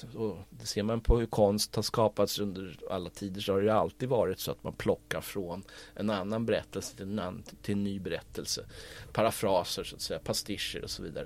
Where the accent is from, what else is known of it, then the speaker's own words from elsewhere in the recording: Stockholm, Stockholm County, Sweden; jag är ju uppvuxen i Stockholm men jag är uppvuxen också med spårvagn.